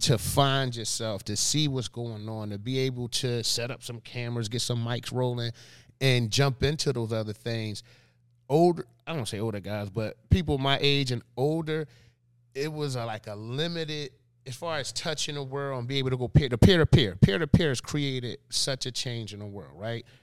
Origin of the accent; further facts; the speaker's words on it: Philadelphia, Pennsylvania, United States; born and raised in Philadelphia